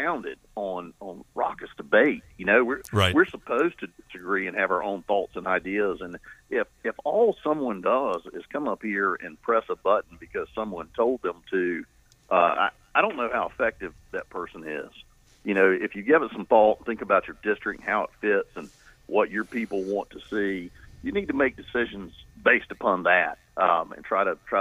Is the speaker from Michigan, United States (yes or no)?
no; Eastern North Carolina, United States; I'm old-fashioned, and I'm from Eastern North Carolina